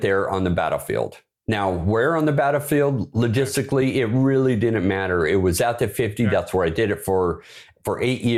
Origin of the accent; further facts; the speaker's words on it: Bremerton, Washington, United States; moved away; that's where I was born. I was raised up there in Bremerton